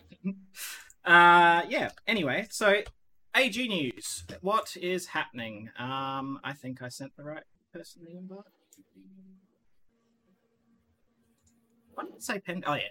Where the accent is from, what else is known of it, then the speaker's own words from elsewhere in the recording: Australia; now in Netherlands; I'm an Australian